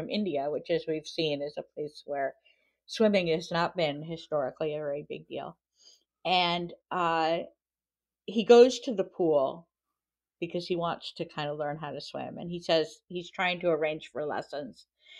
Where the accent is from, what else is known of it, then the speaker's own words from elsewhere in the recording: France; I grew up partly in France, and we had swimming lessons from school every week